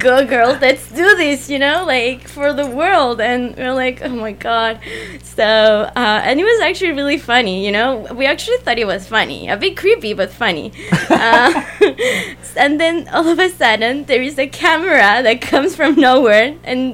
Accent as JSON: {"language": "English", "country": "Argentina", "tie": "born or raised there", "also_born_or_lived": "Paris, France", "moved": "as an adult", "lives_now": "Montreal, Canada", "said": "I was born in Paris. I was raised in Argentina, and then I moved to Montreal, and I've been living here for 6 months."}